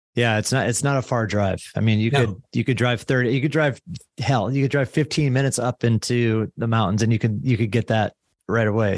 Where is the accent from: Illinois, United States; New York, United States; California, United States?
Illinois, United States; I'm from Illinois